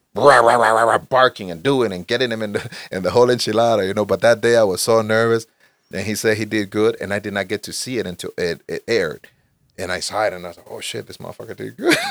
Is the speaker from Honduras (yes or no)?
yes; Honduras; moved away; I was born in Honduras, Central America. In Honduras, when I was there, I practiced taekwondo for a few years